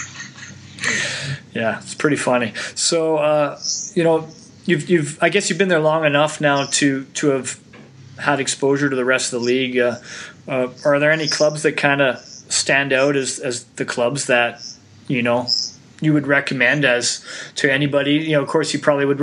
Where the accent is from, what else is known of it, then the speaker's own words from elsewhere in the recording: Canada; I'm Canadian.